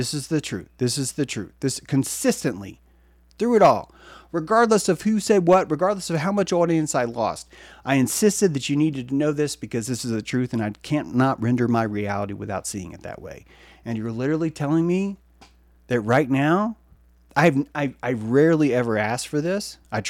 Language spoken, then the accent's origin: English; France; even though I am from France, I am speaking for everyone all around the world